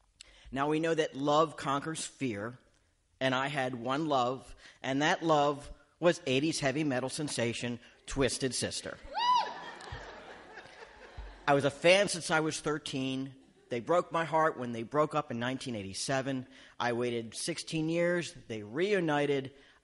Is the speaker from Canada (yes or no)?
yes; Canada; no, Canadian. I'm from Canada.